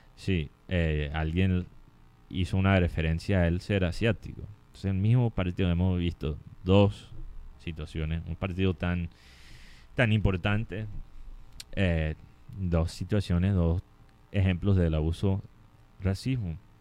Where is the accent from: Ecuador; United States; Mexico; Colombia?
Colombia; como colombiano